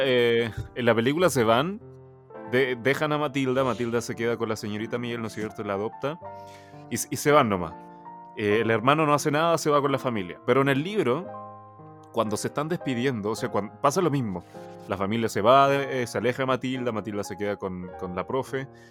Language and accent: Spanish; Chile; Spanish is a second language; also born or lived in China; yo llegué a Chile cuando, bueno, para la gente que no sabe, yo nací en China, tengo nacionalidad china, vivo actualmente en Chile, pero yo llegué a Chile cuando tenía alrededor de 5 o 6 años, entonces no sabía nada de español